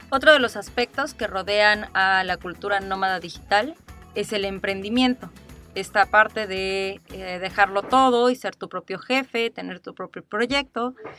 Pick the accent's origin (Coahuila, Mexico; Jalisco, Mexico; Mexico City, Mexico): Mexico City, Mexico; moved away as an adult; also born or lived in Playa del Carmen; también soy de la Ciudad de México